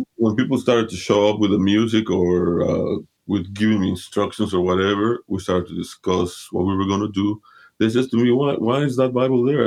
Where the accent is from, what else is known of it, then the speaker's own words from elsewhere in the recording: Mexico City, Mexico; I was born and raised in Mexico City, Mexico. My parents are from Honduras, Central America